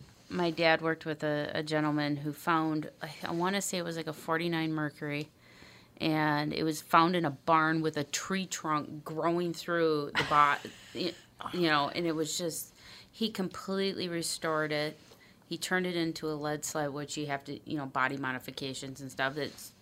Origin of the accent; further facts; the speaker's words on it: Bloomington, United States; I mean, I grew up in Bloomington. There was a restaurant called Chubby Checkers.